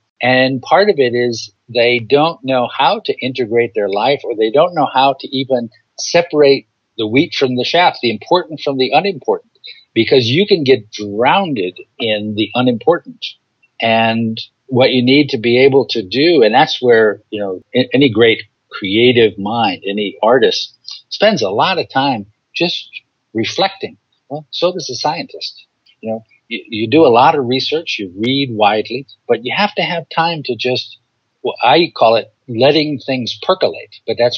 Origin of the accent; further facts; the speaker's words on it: San Francisco, California, United States; born there; also born or lived in Alaska; my father and mother were both born in New York City, but I was born in San Francisco, and, you know, we moved around a bunch of times, went to Alaska